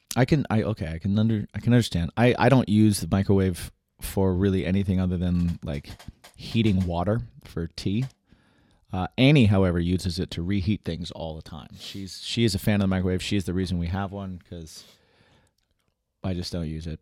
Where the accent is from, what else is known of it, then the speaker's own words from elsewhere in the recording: West Lafayette, Indiana, United States; moved away; also born or lived in New York; I grew up in Indiana, West Lafayette, Indiana